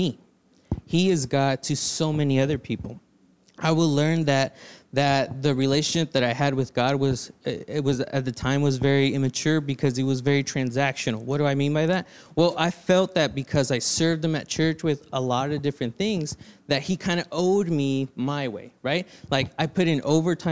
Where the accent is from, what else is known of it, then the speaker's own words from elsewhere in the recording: Reno, Nevada, United States; moved away as an adult; also born or lived in Los Angeles, California; now in Steveston Village, Canada; I was born in Los Angeles and I grew up in a little town called Reno, Nevada